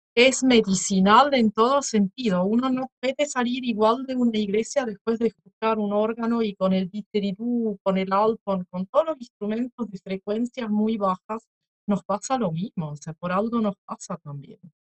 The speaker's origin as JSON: {"language": "Spanish", "country": "Switzerland", "tie": "born or raised there", "moved": "yes", "said": "mismo en mi infancia en Suiza"}